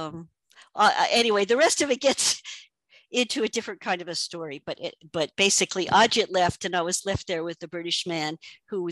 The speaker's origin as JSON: {"language": "English", "country": "United States", "also_born_or_lived": "Mumbai", "moved": "as an adult", "said": "I'm an American"}